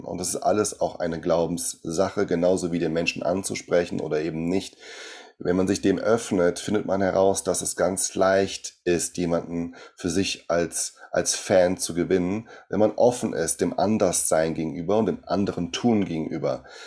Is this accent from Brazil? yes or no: yes; Brazil; German is a second language; now in Germany; ich komme aus Brasilien